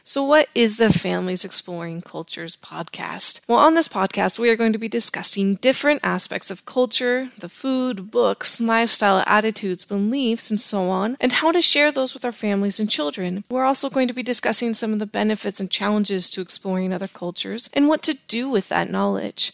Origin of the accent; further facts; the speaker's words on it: Los Angeles, California, United States; moved away; also born or lived in Utah / Virginia / Savannah, Georgia; I grew up in Southern California and then I moved to Utah